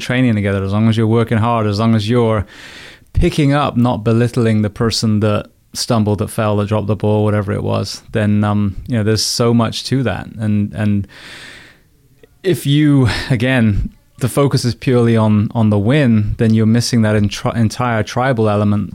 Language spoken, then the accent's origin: English; England, United Kingdom; now in United States; an Englishman in the U S